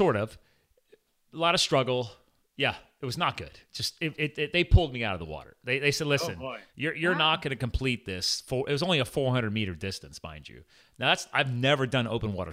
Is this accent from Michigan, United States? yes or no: no; Pennsylvania, United States; born or raised there; also born or lived in New Jersey